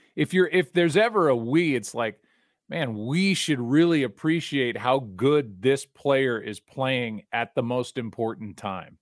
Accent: St. Louis, Missouri, United States; I'm from Saint Louis

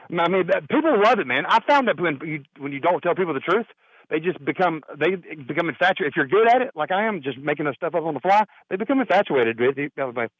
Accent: the South, United States; I know I'm from the South.

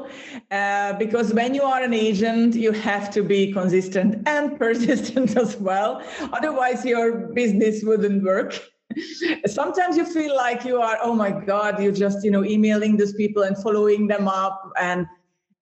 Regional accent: Hungary; moved away as an adult; also born or lived in Ireland; when we moved from Hungary to Ireland. That's where we are from

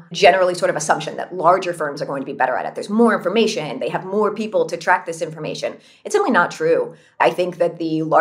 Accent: California, United States; I grew up in California.

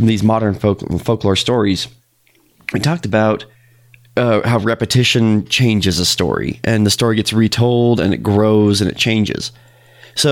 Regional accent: Utah, United States; we're from Utah and we live in kind of a desert world

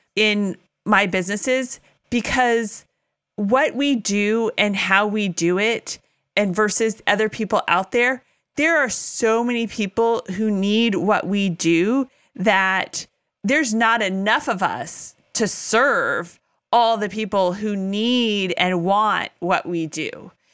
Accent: California, United States; moved away as an adult; also born or lived in Tennessee; we moved from Tennessee back to my native California

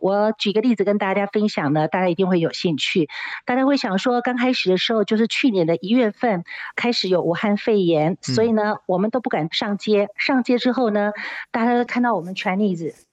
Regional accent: Taiwan; now in South Africa; 我们台湾人打了也叫周骂周骂哈

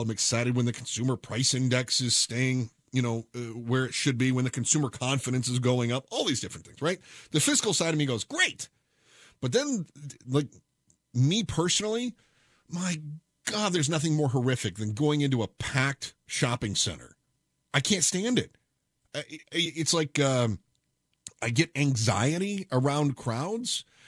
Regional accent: United States; I'm an American.

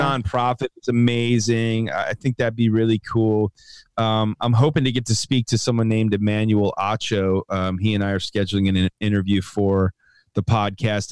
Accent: Chicago, Illinois, United States; I grew up in Chicago

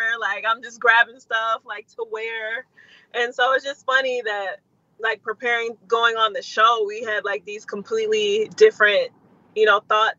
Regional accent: Detroit, Michigan, United States; moved away as an adult; also born or lived in Washington, D.C.; now in Atlanta, United States; So I am originally from Detroit, born in D.C., but raised in Detroit. I moved there when I was about one. Made the jump to move to Atlanta maybe about 4 or 5 years ago.

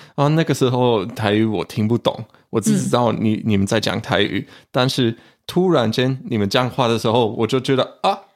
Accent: Germany; 我们德国人就会说Naya

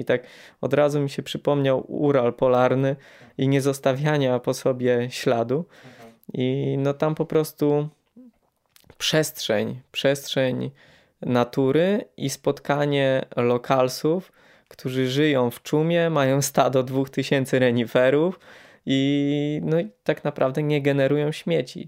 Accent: Poland; my jako Polacy

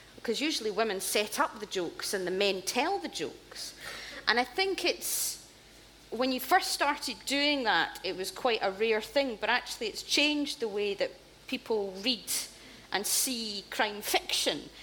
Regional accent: Scotland, United Kingdom; growing up in Scotland, uh, you watched television

